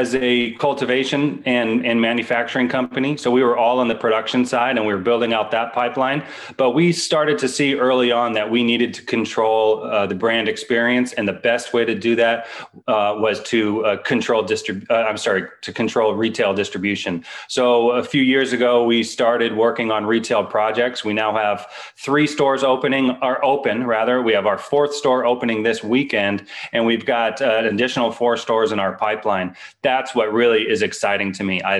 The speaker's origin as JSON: {"language": "English", "area": "East Bay, San Francisco Bay Area", "region": "Northern California", "country": "United States", "also_born_or_lived": "Colorado", "said": "I'm from the Bay, Northern California, specifically the East Bay area of the San Francisco Bay Area"}